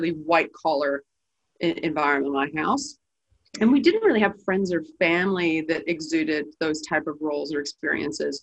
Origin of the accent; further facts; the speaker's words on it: Edmonton, Alberta, Canada; moved away as an adult; now in Australia; I was raised in Edmonton, Alberta, Canada, which is kind of a mining town